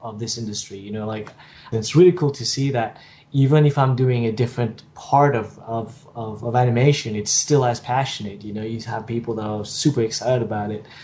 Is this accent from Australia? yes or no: no; Mauritius; moved away as an adult; also born or lived in Singapore; I'm from Mauritius, which is a tiny little island off the coast of Madagascar. And I left Mauritius